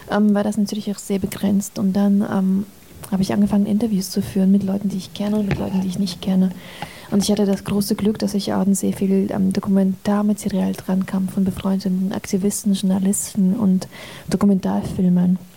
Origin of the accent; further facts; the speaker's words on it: Azerbaijan; German is a second language; Also ich bin ja in Aserbaidschan damit aufgewachsen.